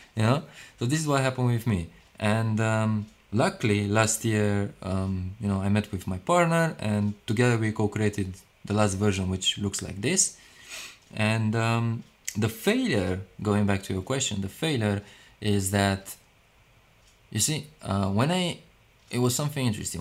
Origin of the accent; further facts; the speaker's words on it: Romania; now in London, United Kingdom; I was born in Romania